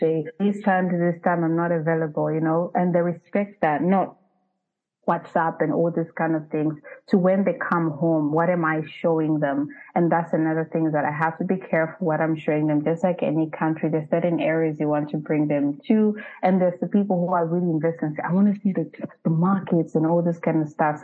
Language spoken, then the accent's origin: English; Zambia; moved away; I'm uprooted from Zambia.